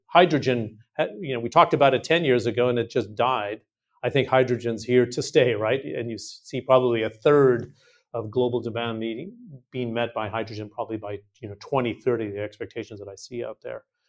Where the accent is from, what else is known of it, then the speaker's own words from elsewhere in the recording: California, United States; I'm from California.